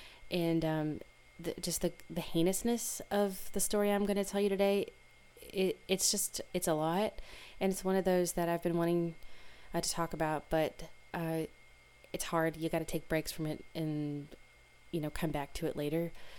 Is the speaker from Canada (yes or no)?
no; Louisville, Kentucky, United States; moved away; my hometown of Louisville, Kentucky, or Louisville to some. As I've mentioned before, I was born there, grew up in the suburbs.